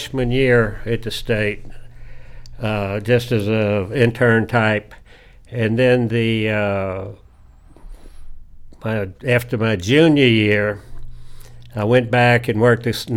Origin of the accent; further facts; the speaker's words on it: Columbia, South Carolina, United States; also born or lived in Tallahassee, Florida / Atlanta, Georgia; moved from Atlanta to Columbia in 1955. And I've been here ever since